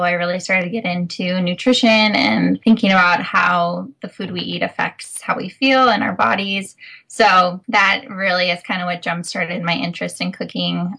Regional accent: Minnesota, United States; moved away as an adult; also born or lived in California; I come from the Midwest, I'm from Minnesota

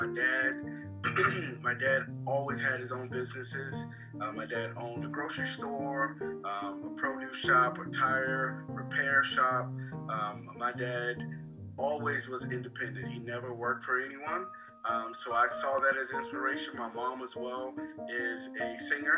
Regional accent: Beaufort, South Carolina, United States; I'm from Beaufort, South Carolina

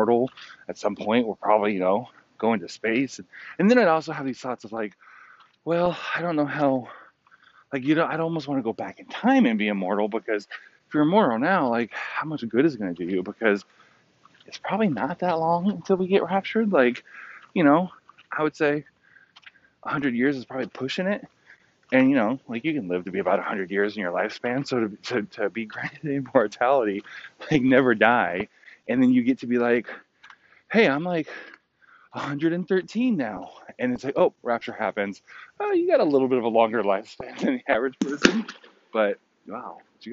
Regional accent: California, United States; also born or lived in Virginia / upstate New York; now in New York, United States; I grew up in California, all over California, you know, Northern, Central, and Southern California

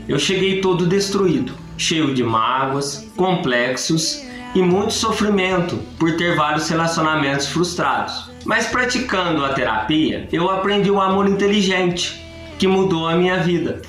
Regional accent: Guaranésia, Minas Gerais, Brazil; sou de Guaranese, do estado de Minas Gerais

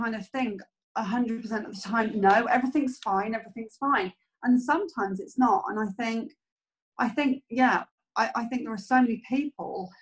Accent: United Kingdom; being British

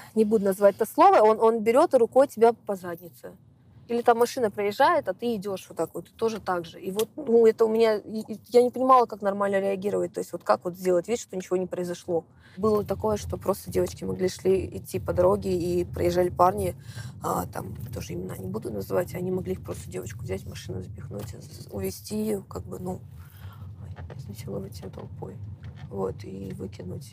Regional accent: Dagestan, Russia; now in Saint Petersburg, Russia; я из Дагестана

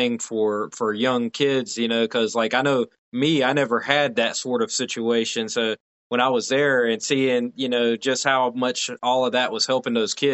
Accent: North Carolina, United States; I come from North Carolina

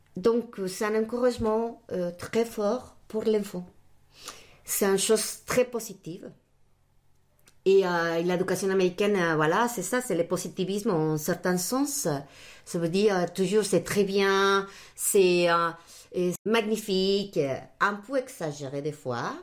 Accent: Mexico City, Mexico; first language Spanish; French is a second language; moved away as an adult; also born or lived in United States / Chicago / Brazil; now in France; Je suis euh, mexicaine d'origine et puis bah, toute ma, ma famille mes études, tout je les fais là-bas, à Mexico.

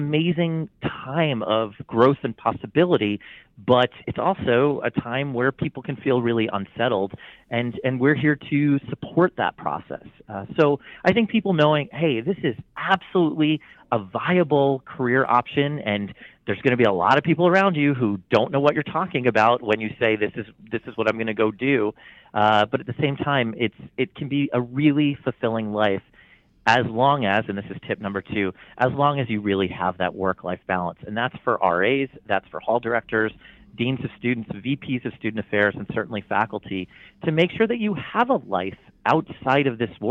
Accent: New Jersey, United States; now in Ohio, United States; I've never not lived on a college campus other than growing up in New Jersey

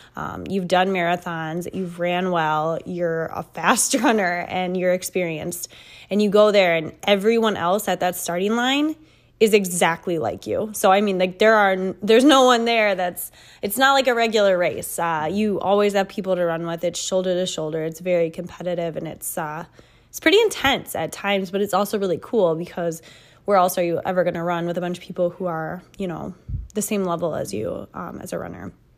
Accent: Midwest, United States; we're from the Midwest here, so we don't have a lot of hills

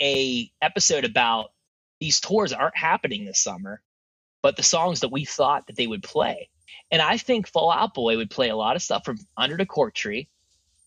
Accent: Pittsburgh, Pennsylvania, United States; I'm from Pittsburgh.

